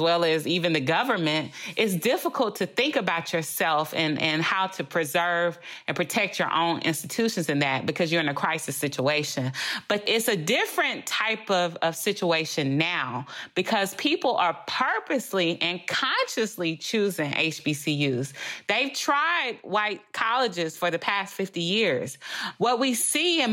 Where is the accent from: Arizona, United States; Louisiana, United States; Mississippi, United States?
Louisiana, United States; first language English; I'm from Louisiana, the home of LSU